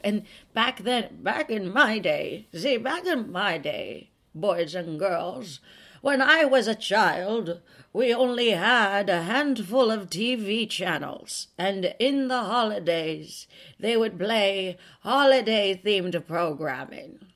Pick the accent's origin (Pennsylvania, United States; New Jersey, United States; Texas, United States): Texas, United States; South; we grew up in South Texas where hurricanes hit